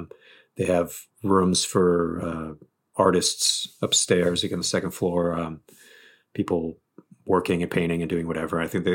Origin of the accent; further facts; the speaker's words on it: New England, United States; also born or lived in Bridgewater, Massachusetts / Providence, Rhode Island; Well, I'm from New England, like just kind of generally. I moved around a lot as a kid, but I was born in like Bridgewater, Massachusetts, and I didn't move to Providence until 98, I think.